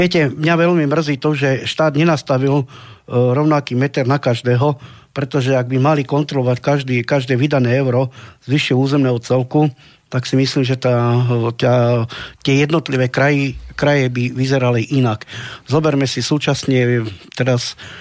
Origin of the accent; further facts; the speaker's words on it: Slovakia; my Rómovia si nemôžeme dovoliť na Slovensku len všetko to, pretože sme Rómovia